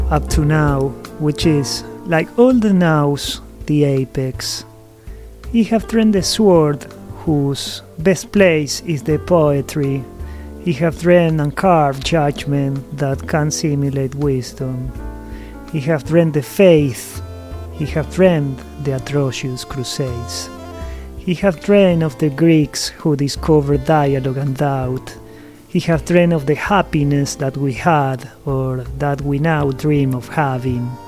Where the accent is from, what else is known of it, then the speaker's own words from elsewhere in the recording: Buenos Aires, Argentina; now in United States; born and raised in Buenos Aires, Argentina, and now living in the US.